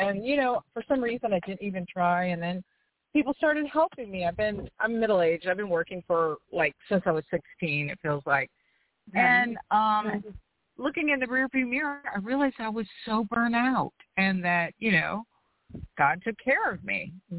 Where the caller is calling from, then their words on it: outside New Orleans, Louisiana, United States; I'm calling from Louisiana. Outside